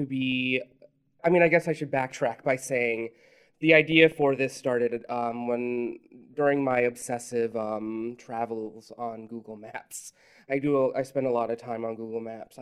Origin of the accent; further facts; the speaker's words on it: Miami, Florida, United States; also born or lived in Colombia (ancestry); I was brought up in Miami